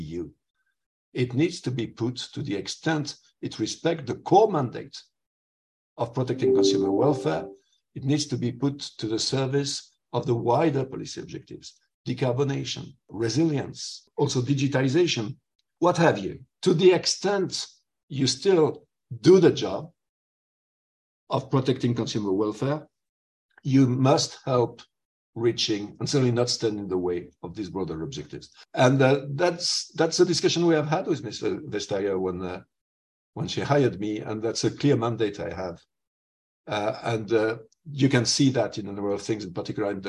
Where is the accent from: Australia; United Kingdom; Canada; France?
France; southwest France; now in Brussels, Belgium; I'm a farmer from Southwest France